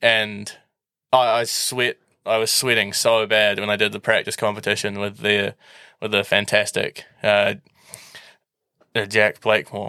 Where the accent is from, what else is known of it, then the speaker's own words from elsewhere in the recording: Auckland, New Zealand; I moved schools from McLean's and I got scholarship to Saint Kitts to do it with the aim of winning the Māori Cup.